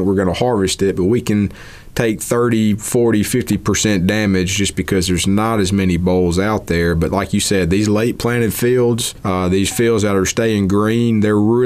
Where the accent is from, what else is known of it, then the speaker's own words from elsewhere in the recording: Mississippi, United States; I'm from Mississippi